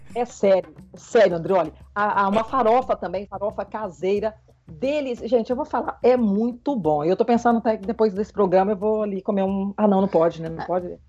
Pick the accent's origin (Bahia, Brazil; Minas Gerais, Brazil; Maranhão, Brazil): Minas Gerais, Brazil; Triângulo Mineiro; now in Araçatuba, Brazil; Eu sou do Triângulo Mineiro, né? Sou mineira, mas há 20 anos moro no interior de São Paulo, em Araçatuba